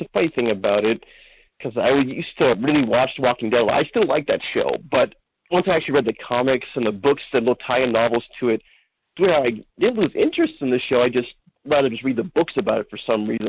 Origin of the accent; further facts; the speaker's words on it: Pomona, California, United States; now in Perris, United States; I was born in Pomona